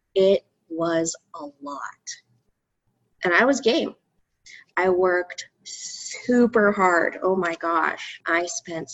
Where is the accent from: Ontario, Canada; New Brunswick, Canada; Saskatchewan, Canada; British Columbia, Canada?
Ontario, Canada; Markham; also born or lived in Waterloo; Hometown is Markham. I was born in Waterloo, but I was raised in Markham.